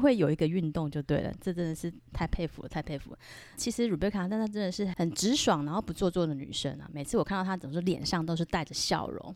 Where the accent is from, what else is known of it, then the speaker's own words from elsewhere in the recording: Taiwan; 我是来自台湾的V剑客